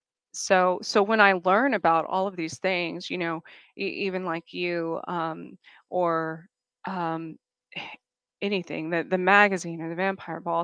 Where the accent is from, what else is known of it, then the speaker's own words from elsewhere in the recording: New Mexico, United States; also born or lived in New York / the South; now in Kansas, United States; I grew up in New Mexico